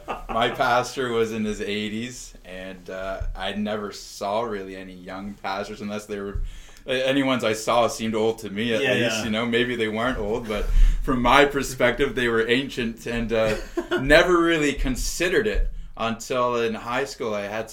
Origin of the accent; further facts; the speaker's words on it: Halifax, Nova Scotia, Canada; This is home. I grew up here. I was born here.